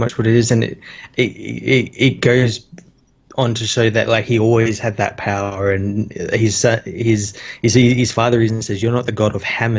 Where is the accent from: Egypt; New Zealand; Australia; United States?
Australia